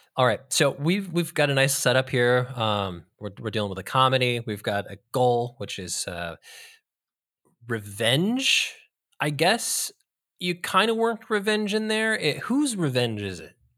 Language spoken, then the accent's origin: English; California, United States; we're from California